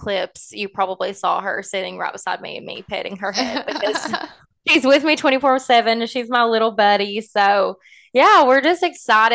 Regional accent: Pikeville, Kentucky, United States; now in Lexington, United States; I grew up in Pikeville, Kentucky. That's maybe why I have a little bit of an accent.

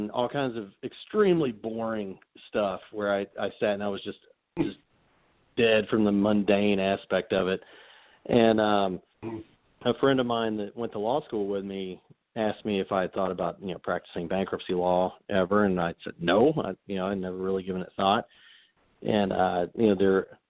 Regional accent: Corbin, Kentucky, United States; I grew up in Corbin, so I still have plenty of family down there

